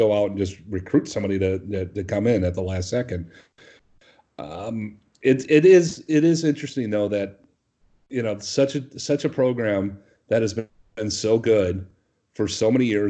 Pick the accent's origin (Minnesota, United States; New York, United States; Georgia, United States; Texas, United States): Minnesota, United States; moved away; I'm originally from Minnesota